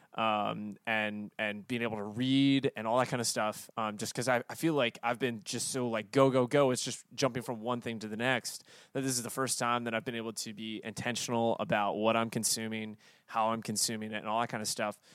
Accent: the South, United States; born and raised in the South

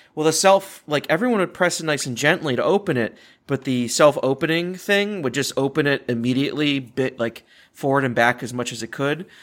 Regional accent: Richmond, Virginia, United States; I grew up more on Kings Dominion because of where I was in Richmond, Virginia

